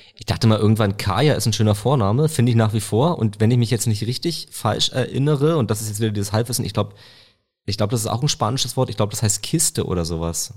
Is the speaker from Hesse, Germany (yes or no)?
no; Potsdam, Brandenburg, Germany; das kann ich sicher sagen als Potsdamer